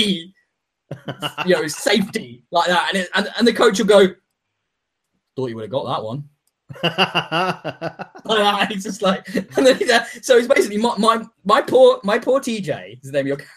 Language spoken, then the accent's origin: English; England, United Kingdom; I'm from England.